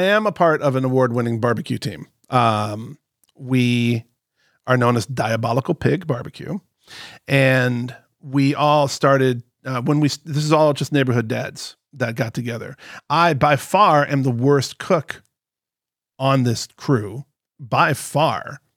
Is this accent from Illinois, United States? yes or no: yes; Chicago, Illinois, United States; I'm from Chicago